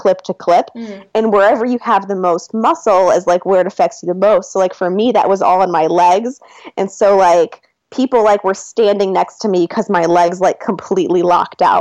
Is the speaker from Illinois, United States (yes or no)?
yes; northern suburb of Chicago, Illinois, United States; also born or lived in Seattle; now in Atlanta, United States; I grew up in a northern suburb of Chicago